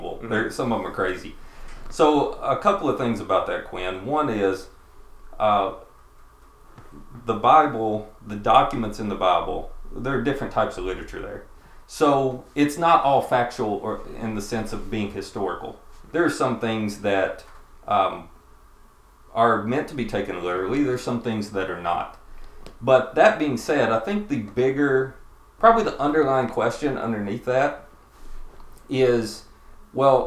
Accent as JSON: {"language": "English", "region": "Western Kentucky", "country": "United States", "tie": "born or raised there", "also_born_or_lived": "Colorado", "said": "I grew up here in Western Kentucky, spent most of my life here"}